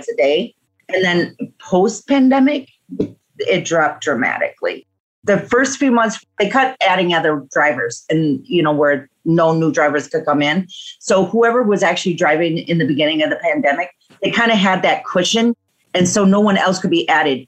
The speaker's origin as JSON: {"language": "English", "town": "Milwaukee", "region": "Wisconsin", "country": "United States", "said": "I am from Milwaukee, Wisconsin, and I do a multiple of things, including rideshare in my state"}